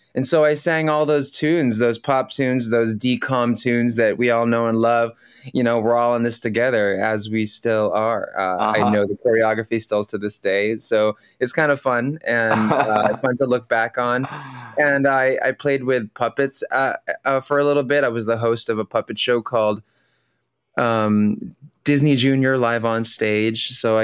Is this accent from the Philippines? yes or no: yes; Philippines; first language tl; English is a second language; I speak Tagalog, my native language from the Philippines.